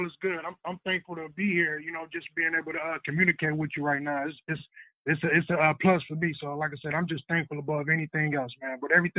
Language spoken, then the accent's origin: English; Detroit, Michigan, United States; I grew up on 7 Mile of Syracuse over there by Pershing. But then, after high school, I was living on the west side. But above anything, I was over there, you know, in the Pershing neighborhood.